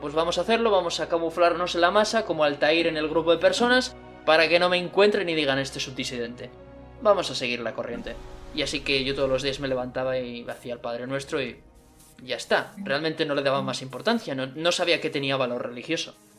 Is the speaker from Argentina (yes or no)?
no; Spain; la religión cristiana era la religión de España, la que teníamos aquí